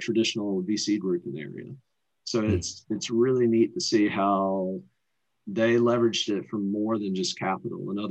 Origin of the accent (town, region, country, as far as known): North Carolina, United States; moved away as an adult; also born or lived in Richmond, Virginia